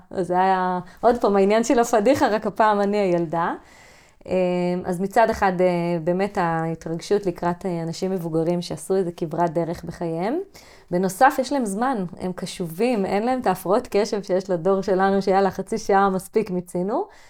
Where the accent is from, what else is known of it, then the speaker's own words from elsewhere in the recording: kibbutz on the Sea of Galilee, Northern District, Israel; אני גדלתי בלינה משותפת מלאה, אני הדור האחרון